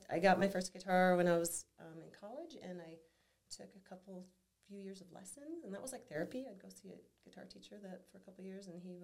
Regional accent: Flint, Michigan, United States; moved away as an adult; now in Whitefish, United States; growing up in Michigan, in Flint, Michigan specifically

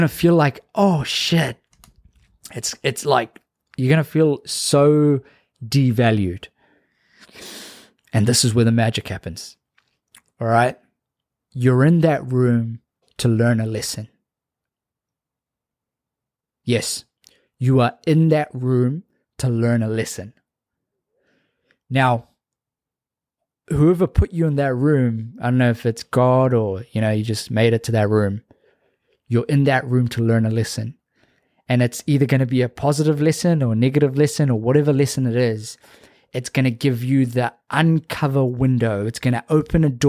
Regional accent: Auckland, New Zealand; growing up in South Auckland

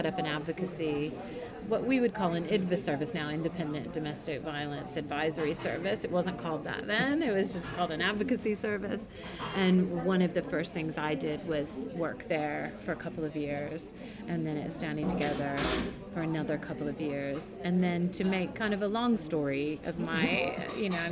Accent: United States; moved away as an adult; now in London, United Kingdom; you can tell from my accent, I'm from the US

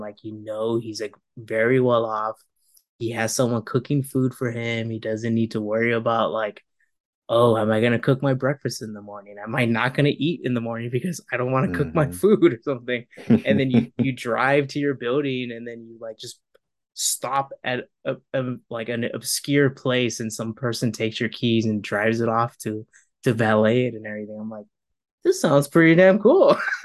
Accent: California, United States; moved away; also born or lived in San Francisco; We're originally from California

